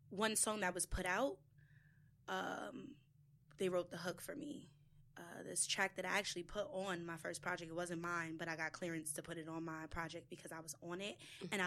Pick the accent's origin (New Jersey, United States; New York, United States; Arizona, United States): New York, United States; New York City; I'm from the Bronx